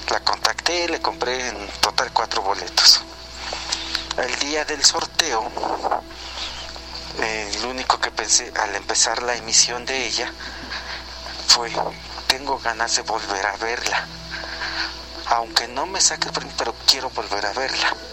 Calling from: Real del Monte, Hidalgo, Mexico; de Real del Monte. Yo sé que me salgo un poquito del tema del día de hoy y vengo retrasado

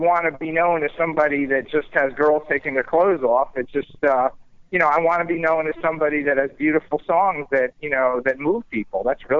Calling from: Boca Raton, Florida, United States; I'm actually down in Florida in Boca Raton.

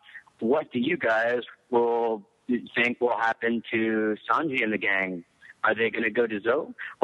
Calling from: Maryland, United States

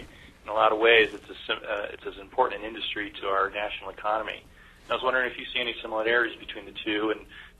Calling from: Las Vegas, Nevada, United States; I'm calling from Las Vegas, Nevada.

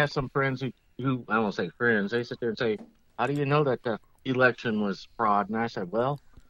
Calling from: St. Louis, Missouri, United States; from St. Louis.

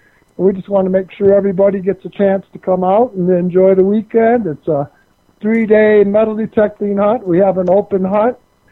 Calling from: Colorado, United States; Nugget Brain in Colorado, of course.

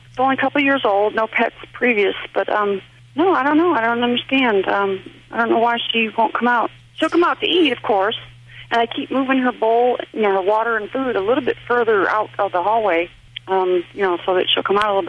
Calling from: Tennessee, United States

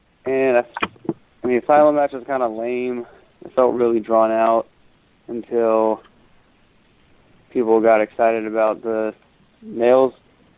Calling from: Georgia, United States; from Georgia.

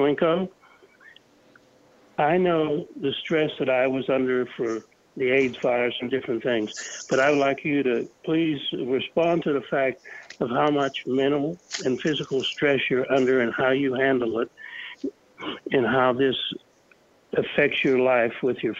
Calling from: Phoenix, Arizona, United States; I'm calling from Phoenix, Arizona. I've been a healthcare worker for over 45 years.

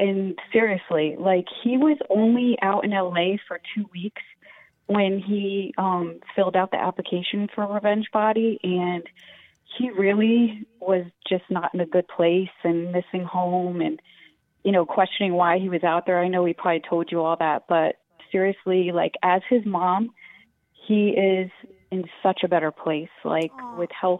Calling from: Newport, Rhode Island, United States; I'm calling from Newport, Rhode Island.

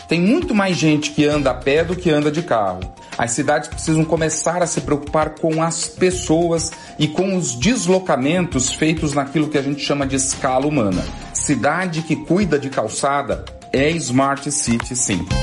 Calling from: São Paulo, Brazil; sou do Campo Belo.

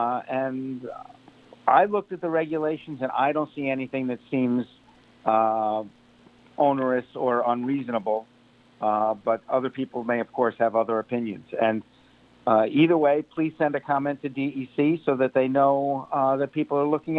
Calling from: New York, United States; I'm up near Utica, New York.

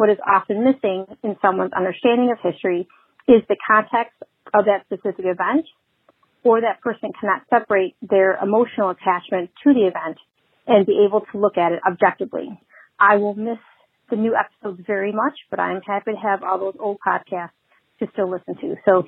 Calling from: Chicago, Illinois, United States; I'm calling from Chicago.

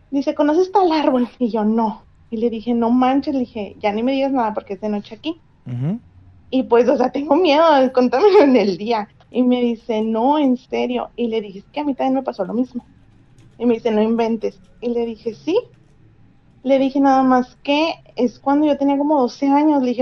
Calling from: Monterrey, Nuevo León, Mexico; De Monterrey.

